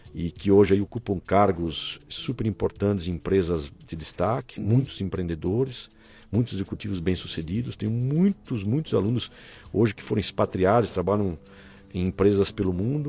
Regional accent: Rio dos Cedros, Santa Catarina, Brazil; moved away as an adult; also born or lived in Blumenau; now in São Paulo, Brazil; Eu sou catarinense, uhum. sou da pequena cidade de Rio dos Cedros, interior de Santa Catarina, próximo de Blumenau

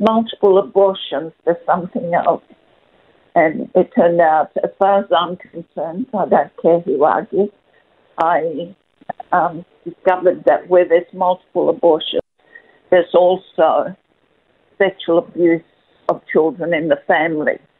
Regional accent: Perth, Western Australia, Australia; moved away as an adult; now in Melbourne, Australia; after we moved to Melbourne from Perth, I'm I, because I am originally a Perth girl.

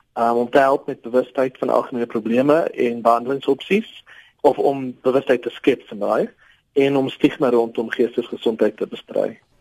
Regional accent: South Africa; ons as Suid-Afrikaners

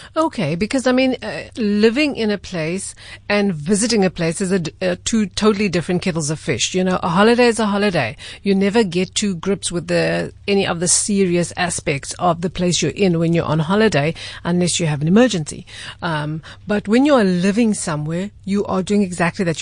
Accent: South Africa; I'm a South African

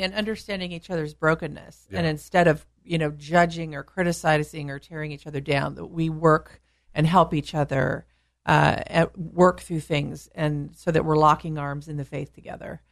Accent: California, United States; being a Californian

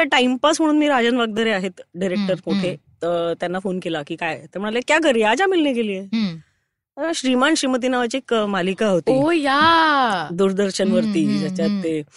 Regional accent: Mumbai, Maharashtra, India; अंधेरी मुंबईमधलीच आहे मी

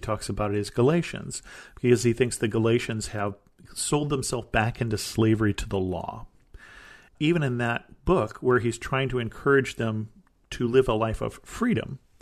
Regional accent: United States; as an American

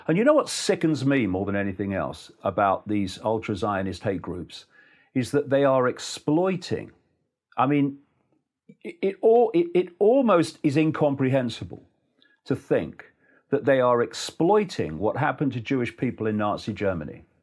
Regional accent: Leicester, East Midlands, United Kingdom; in Leicester, my hometown

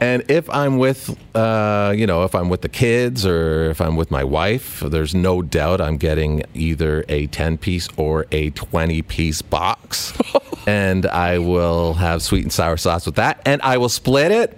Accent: Ontario, Canada; also born or lived in Edmonton; I'm originally from Ontario. Although I did live in Edmonton as a youngster from from kindergarten

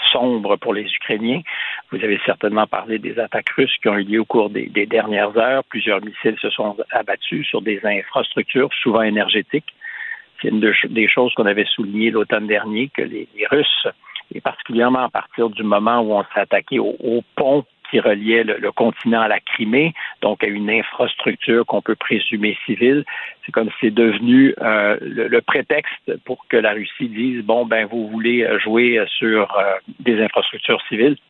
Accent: Quebec, Canada; ici au Québec

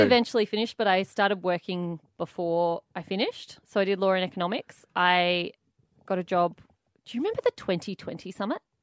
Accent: Canberra, Australian Capital Territory, Australia; I grew up in Canberra from about age three and a half

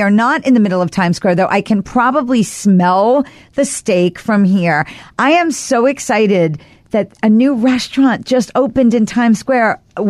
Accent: Long Island, New York, United States; I wasn't born in New York. It was Long Island. But I am a New Yorker. And I'm by choice a New Yorker.

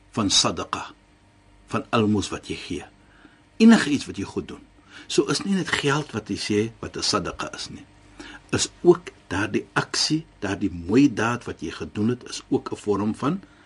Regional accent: South Africa; now in Cape Town, South Africa; Ek is 'n Suid-Afrikaner

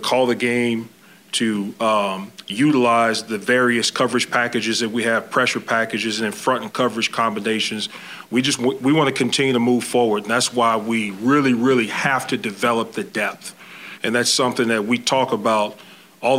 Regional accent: Louisiana, United States; moved away; I'm from Louisiana

